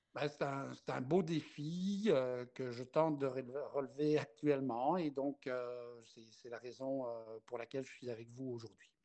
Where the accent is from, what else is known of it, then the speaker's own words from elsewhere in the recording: Belgium; moved away as an adult; also born or lived in Lac-Saint-Jean, Quebec; now in Quebec, Canada; à mon accent, les gens pourraient euh, chercher à mmh deviner ma nationalité. Et euh, non, je ne suis pas français, je ne suis pas gaspésien, je ne viens pas des îles de la Madeleine, je viens de la Belgique.